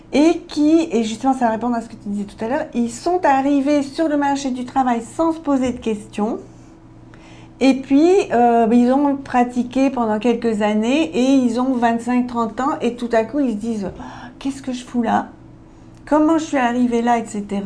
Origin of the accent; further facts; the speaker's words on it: Belgium; Je suis belge